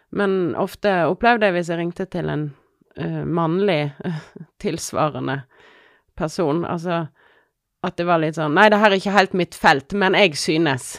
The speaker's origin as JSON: {"language": "Norwegian", "town": "Odda", "region": "Vestland", "country": "Norway", "also_born_or_lived": "Finnmark / London", "moved": "yes", "lives_now": "Voss, Norway", "said": "jeg er fra Odda"}